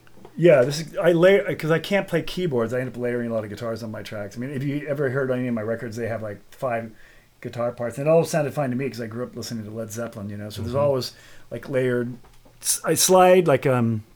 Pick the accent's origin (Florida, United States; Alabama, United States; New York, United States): Alabama, United States; now in Southern California, United States; I grew up in Alabama